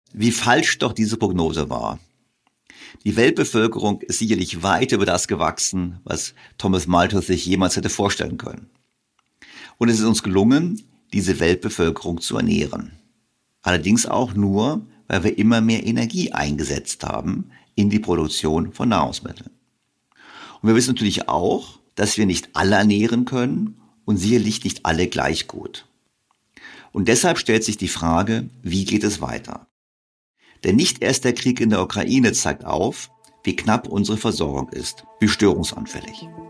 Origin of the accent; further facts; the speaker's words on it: Bavaria, Germany; ich bin in Bayern zur Schule gegangen